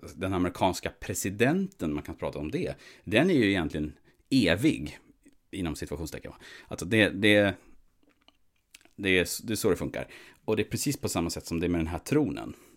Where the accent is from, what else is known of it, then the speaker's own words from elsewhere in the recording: Sweden; vi som svenskar, vi, vi tillhör ju så att säga, vi är ju svenskar